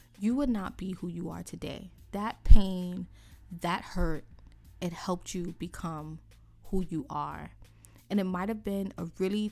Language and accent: English; New York City, New York, United States; here in New York City, because I'm from New York City